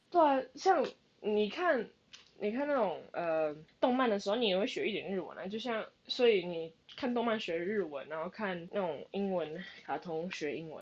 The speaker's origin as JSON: {"language": "Chinese", "country": "Canada", "said": "我其实是从加拿大来"}